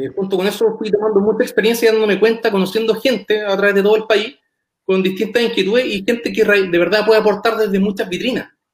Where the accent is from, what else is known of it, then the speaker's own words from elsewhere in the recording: Los Ángeles, Biobío, Chile; moved away as an adult; now in Valdivia, Chile; Soy natural de Los Ángeles, vine a estudiar acá a Valdivia cuando todavía era región de los lagos